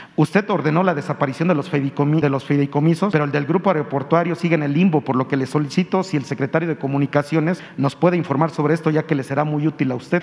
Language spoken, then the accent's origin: Spanish; Veracruz, Mexico; yo soy originario de Veracruz